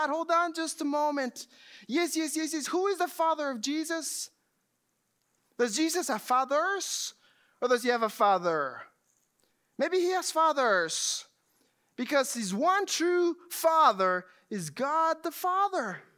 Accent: Texas, United States; now in Georgia, United States; I just moved to Georgia just a few years ago. I come from Texas. Everything is plain. Not many mountains, not many lakes.

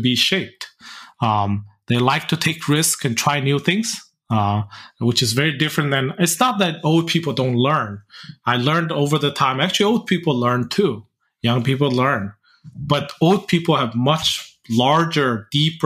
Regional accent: Mongolia; when I grew up in Mongolia

